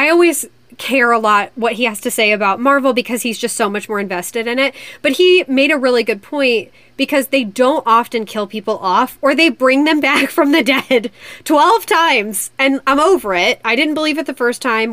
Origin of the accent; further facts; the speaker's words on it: Indiana, United States; I'm from Indiana